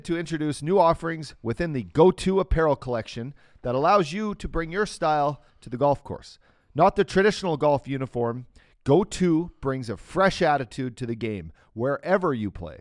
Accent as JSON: {"language": "English", "country": "Canada", "moved": "yes", "said": "I'm Canadian"}